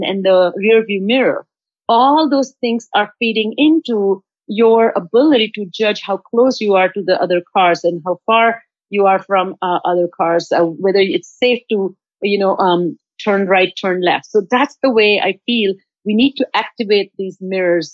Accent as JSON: {"language": "English", "country": "India", "moved": "yes", "lives_now": "United States", "said": "I'm from India"}